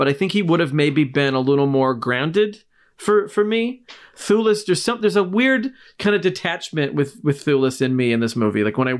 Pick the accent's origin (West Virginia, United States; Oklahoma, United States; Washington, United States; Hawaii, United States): Washington, United States; growing up in Washington where they filmed it.